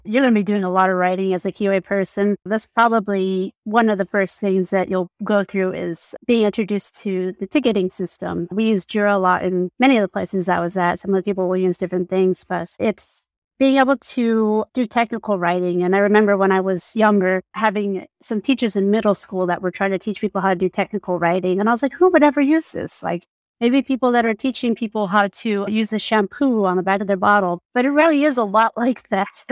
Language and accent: English; New Mexico, United States; moved away; I'm from New Mexico